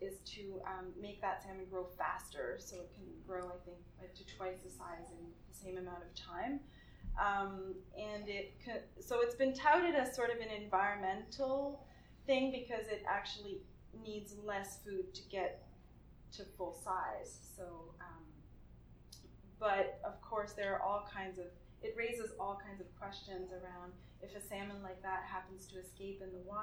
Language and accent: English; Nova Scotia, Canada; I'm from the East Coast, from Nova Scotia